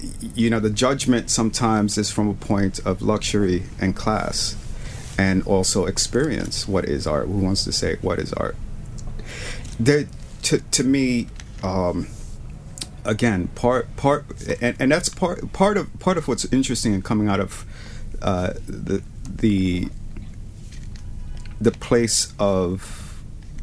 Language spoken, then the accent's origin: English; New York City, New York, United States; I'm this kid from the South Bronx or Spanish Harlem